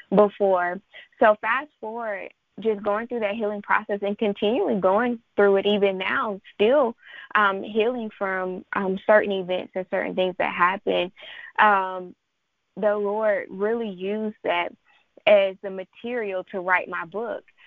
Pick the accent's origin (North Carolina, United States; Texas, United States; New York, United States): North Carolina, United States; Charlotte; I am from Charlotte, North Carolina